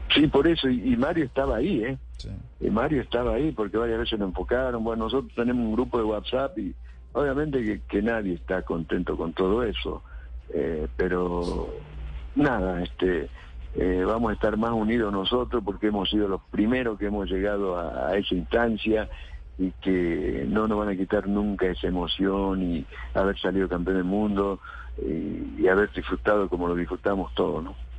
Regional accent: San Salvador de Jujuy, Jujuy, Argentina; now in Córdoba, Argentina; Yo nací en San Salvador de Jujuy, vivo en Córdoba. Me adoptaron cordobés porque hace 43 años que vivo acá

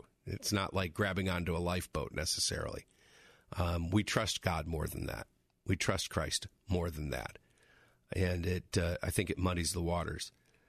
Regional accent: Toledo, Ohio, United States; born there; also born or lived in Los Angeles / Michigan / North Carolina / Florida; I said, I was born in Toledo. But then I lived in L.A., but then I came back to Michigan, but then we lived in North Carolina

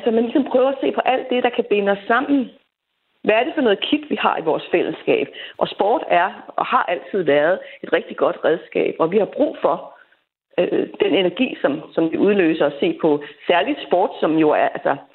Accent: Greenland; now in Denmark; jeg kender lidt til det øh, som marginaliseret grønlænder

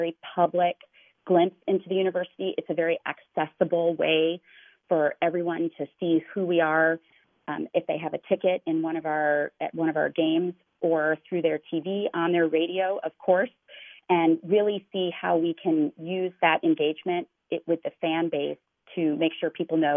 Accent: Atlanta, Georgia, United States; now in Minnesota, United States; I did most of my childhood in Atlanta

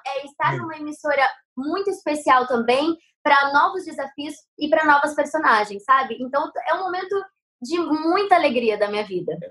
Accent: Guarapuava, Paraná, Brazil; also born or lived in São Paulo; now in Rio de Janeiro, Brazil; eu sou do Paraná, né? Guarapuava

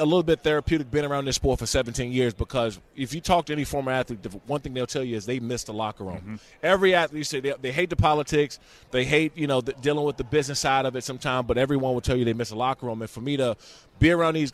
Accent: Prince George's County, Maryland, United States; I'm from Prince George's County, mm-hmm. Maryland

